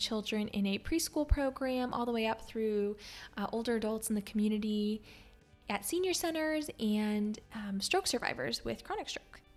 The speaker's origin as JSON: {"language": "English", "region": "Pennsylvania", "country": "United States", "tie": "born or raised there", "also_born_or_lived": "Maryland", "moved": "yes", "said": "I grew up in Pennsylvania"}